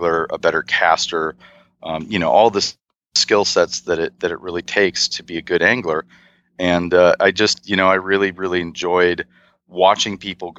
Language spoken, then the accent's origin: English; Milwaukee, Wisconsin, United States; I grew up in the Midwest, just outside of Milwaukee, Wisconsin.